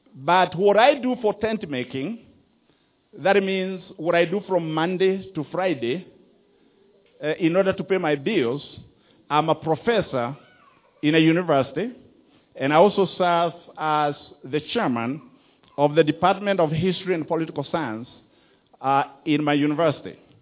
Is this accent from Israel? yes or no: no; Rift Valley, Kenya; moved away; also born or lived in Mogoga; I was born in Mogoga and my parents moved to the Rift Valley, and that's where I went to school. That's where I grew up.